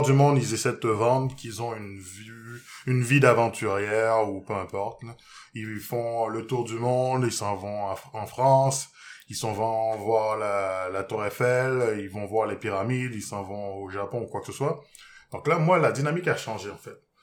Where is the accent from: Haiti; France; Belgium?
Haiti; je viens d'Haïti